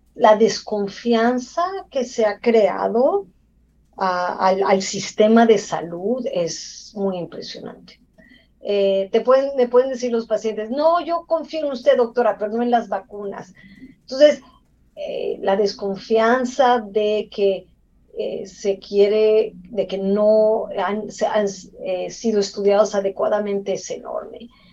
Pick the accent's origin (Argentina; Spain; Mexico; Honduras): Mexico; moved away as an adult; also born or lived in Mexico City; now in United States; soy mexicana, eh, me entrené en la Ciudad de México, en la UNAM